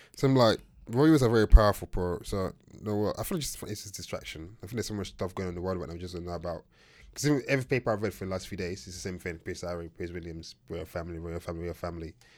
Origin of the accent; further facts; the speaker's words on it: Nigeria; I'm Nigerian.